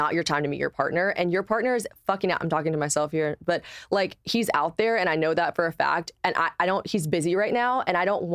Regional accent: the South, United States; I'm from the South

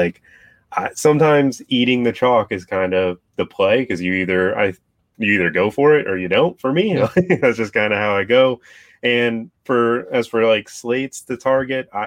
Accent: South Florida, United States; I'm from South Florida. I've been around, you know, good football players my whole life, pretty much. My high school receiving corps was Jerry Jeudy, Calvin Ridley, Riley Ridley

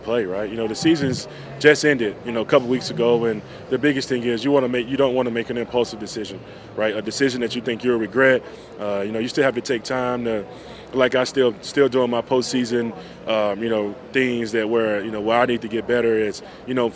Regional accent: Yazoo City, Mississippi, United States; moved away; also born or lived in Philadelphia; I'm from Yazoo City

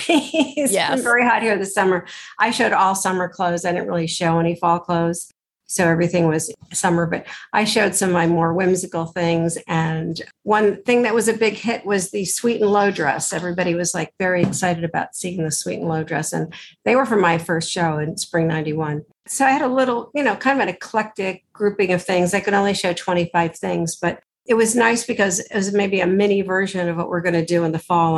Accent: Western Massachusetts, United States; also born or lived in Texas / California; now in New York City, United States; I grew up in Massachusetts

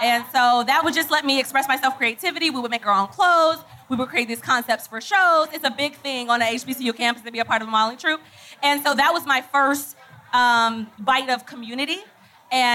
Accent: Orlando, Florida, United States; I'm also from Orlando, so I grew up as a baby coming to the Classic.

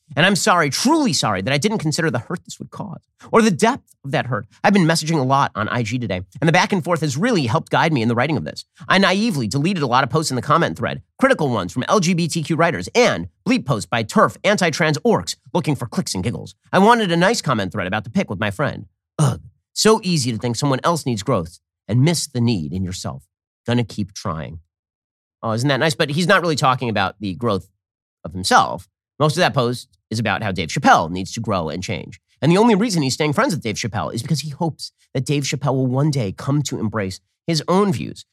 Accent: Florida, United States; my home state of Florida

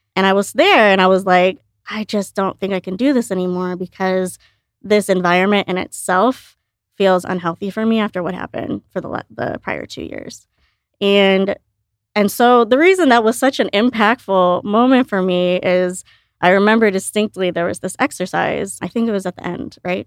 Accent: outside Chicago, Illinois, United States; also born or lived in India; I grew up outside Chicago

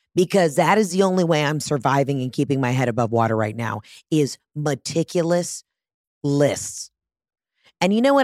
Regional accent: Atlanta, Georgia, United States; I'm from Atlanta, Georgia

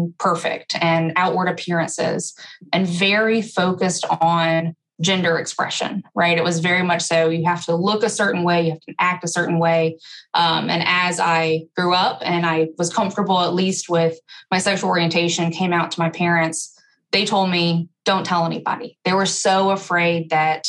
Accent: Alabama, United States; I grew up in Alabama

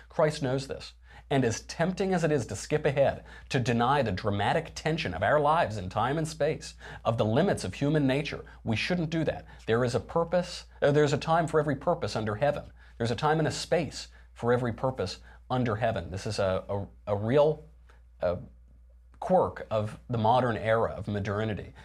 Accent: New York, United States; I'm from New York

